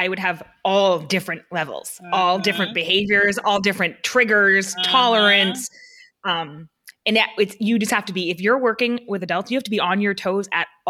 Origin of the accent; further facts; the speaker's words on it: New Hampshire, United States; I'm from New Hampshire.